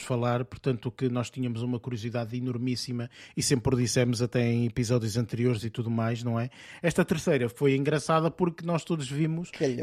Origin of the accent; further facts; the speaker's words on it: Portugal; nós temos às vezes portugueses